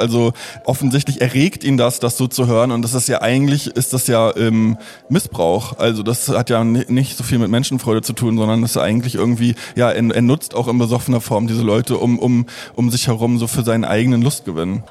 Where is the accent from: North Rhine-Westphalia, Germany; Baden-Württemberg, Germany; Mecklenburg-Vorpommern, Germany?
Mecklenburg-Vorpommern, Germany; Stralsund; im Theater äh, Vorpommern in Stralsund, äh, wo ich aufgewachsen bin